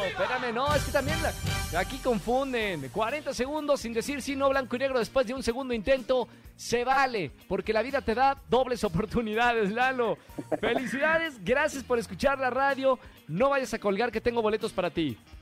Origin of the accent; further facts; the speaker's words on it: Mexico; nosotros los mexicanos